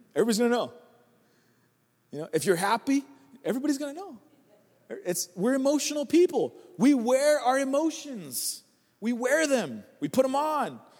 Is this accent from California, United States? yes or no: yes; California, United States; I'm just from California